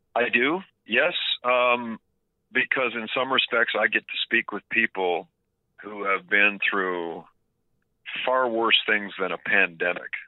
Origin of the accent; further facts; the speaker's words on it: Oakville, Ontario, Canada; I grew up in Oakville, it's about 40 kilometers outside of the city